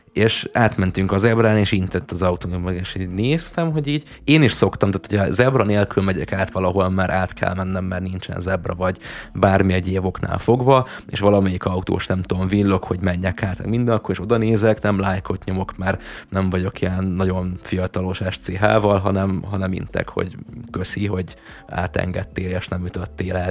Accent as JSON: {"language": "Hungarian", "country": "Hungary", "said": "Nekem magyarként"}